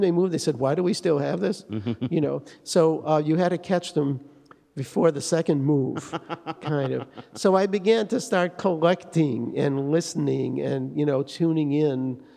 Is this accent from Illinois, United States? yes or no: no; Detroit, Michigan, United States; I grew up in Detroit